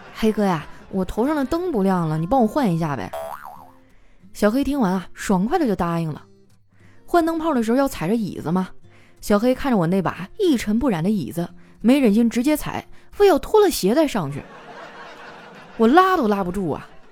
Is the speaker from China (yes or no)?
yes; Northeast China, China; 我们东北人哈，最爱干的事儿就是洗澡